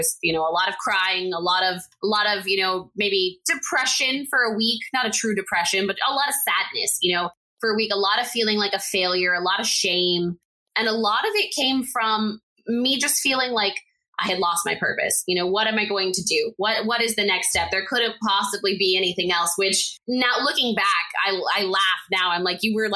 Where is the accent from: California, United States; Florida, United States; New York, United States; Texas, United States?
Texas, United States; El Paso; moved away as an adult; also born or lived in Lubbock, Texas; my hometown of El Paso, Texas